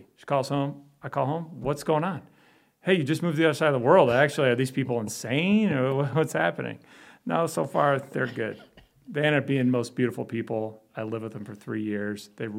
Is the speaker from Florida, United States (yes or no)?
no; Chicago, Illinois, United States; also born or lived in Belgium; I grew up in Chicago.